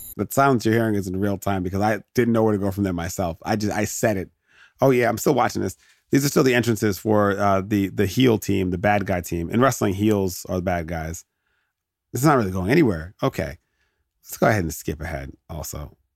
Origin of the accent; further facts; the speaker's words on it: United States; as an American